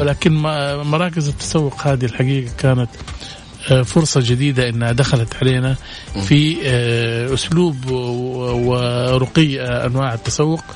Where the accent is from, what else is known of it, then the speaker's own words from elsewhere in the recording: Saudi Arabia; إحنا عندنا في السعودية